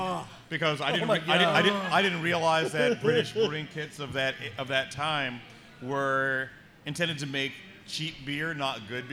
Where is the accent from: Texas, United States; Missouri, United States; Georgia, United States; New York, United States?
New York, United States; Brooklyn; from Brooklyn. Do you know Brooklyn?